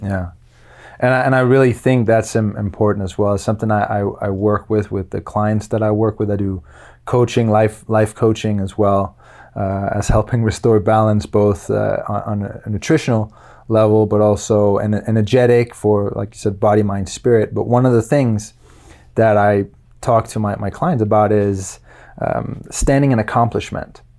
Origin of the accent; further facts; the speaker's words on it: Luxembourg; moved away as an adult; also born or lived in Denmark; now in United States; I was, uh, born in Denmark and when I was nine, My family moved from Denmark to Luxembourg, and I lived there for twelve years.